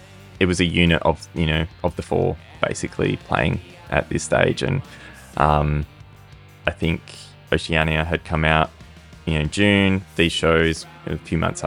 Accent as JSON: {"language": "English", "town": "Perth", "region": "Western Australia", "country": "Australia", "tie": "born or raised there", "said": "we've got a little island off the coast of Perth called Rottnest"}